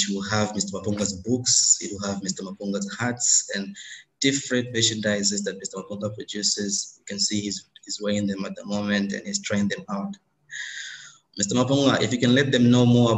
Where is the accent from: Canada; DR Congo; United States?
DR Congo; now in India; I am from Congo, democratic, but I live in India